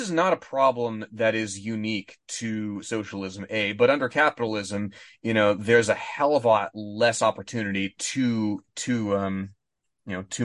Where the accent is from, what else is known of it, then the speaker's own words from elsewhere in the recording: Texas, United States; I was born in Texas